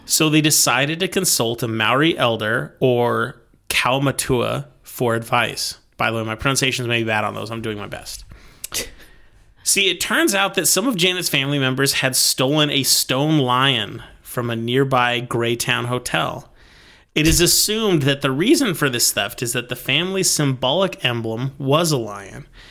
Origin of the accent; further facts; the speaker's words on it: United States; as an American